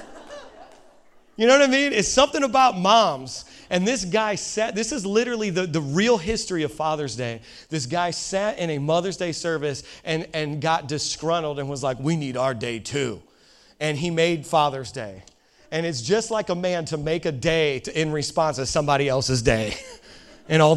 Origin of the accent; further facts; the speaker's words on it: Indiana, United States; I'm from Indiana